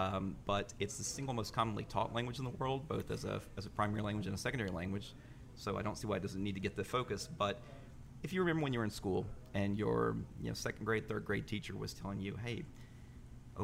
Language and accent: English; Alexandria, Louisiana, United States; moved away as an adult; now in New Orleans, United States; I'm from Alexandria, Louisiana. It's about 2.5 hours from here